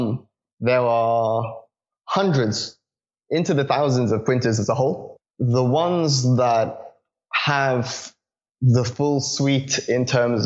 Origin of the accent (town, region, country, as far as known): Reading, South East England, United Kingdom; born or raised there; also born or lived in Connecticut, United States